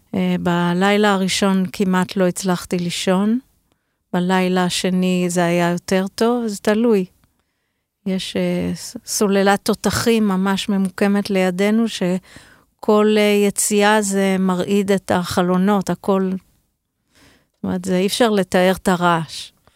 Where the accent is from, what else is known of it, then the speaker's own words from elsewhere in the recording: Be'eri, Southern District, Israel; אני נולדתי בבארי